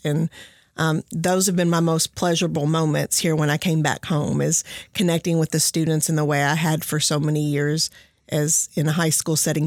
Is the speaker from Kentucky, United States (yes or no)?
yes; Henderson County, Kentucky, United States; I came here from Henderson County.